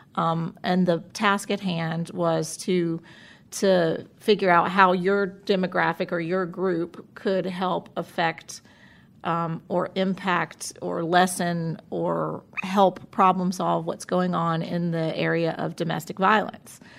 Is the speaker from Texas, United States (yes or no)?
no; Florida, United States; moved away as an adult; now in Winston-Salem, United States; I'm from Florida originally and moved here several years ago